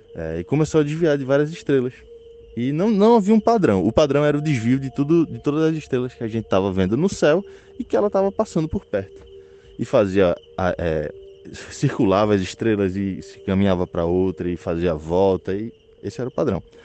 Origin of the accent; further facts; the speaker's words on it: Recife, Pernambuco, Brazil; eu sou do Recife